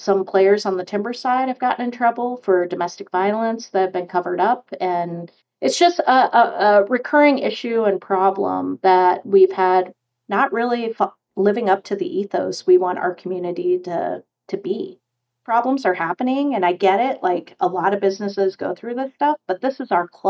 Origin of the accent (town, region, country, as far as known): Portland, Oregon, United States; born or raised there